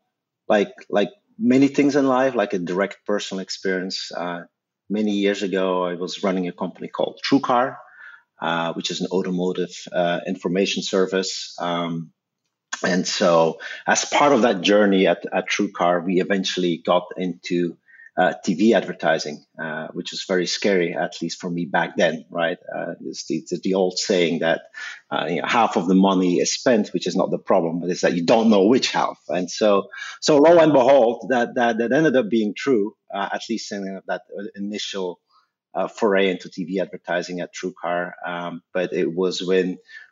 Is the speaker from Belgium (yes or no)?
yes; Belgium; accent: Belgian; My accent is Belgian